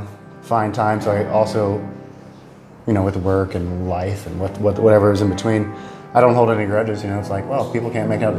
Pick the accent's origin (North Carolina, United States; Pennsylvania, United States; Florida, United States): North Carolina, United States; Rocky Mount; a band from my hometown in Rocky Mountain